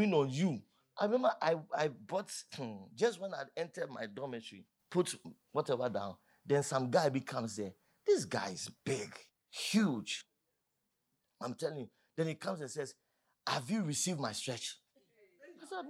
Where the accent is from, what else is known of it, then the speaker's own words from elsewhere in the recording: Accra, Greater Accra, Ghana; I'm from Accra